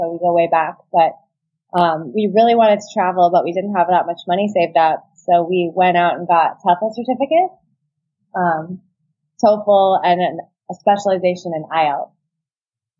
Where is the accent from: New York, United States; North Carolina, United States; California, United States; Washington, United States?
California, United States; Southern; moved away as an adult; also born or lived in China; We're from Southern California